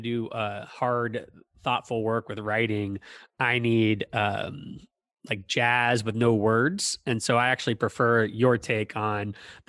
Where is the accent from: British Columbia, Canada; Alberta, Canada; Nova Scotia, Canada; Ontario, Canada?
Ontario, Canada; Toronto; now in St. Louis, United States; You know, I live in St. Louis. I'm from Toronto.